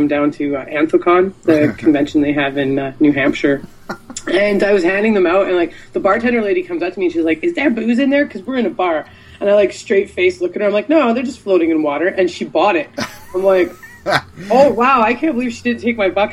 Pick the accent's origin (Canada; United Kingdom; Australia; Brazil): Canada; Timmins, Ontario; I'm also from Timmins